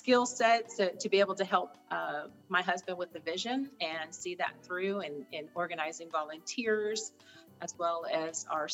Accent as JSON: {"language": "English", "town": "Morro Bay", "region": "California", "country": "United States", "tie": "born or raised there", "also_born_or_lived": "Mississippi", "moved": "as an adult", "said": "I was raised in the Central Coast area of California, a little town called San Luis Obispo. Well, actually, Morro Bay"}